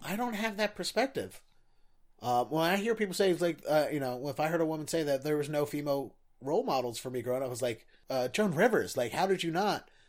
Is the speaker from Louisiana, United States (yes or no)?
no; Baltimore, Maryland, United States; I grew up in Baltimore